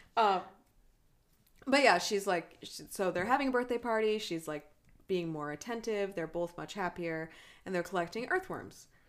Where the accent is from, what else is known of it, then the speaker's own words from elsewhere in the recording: United States; I am an American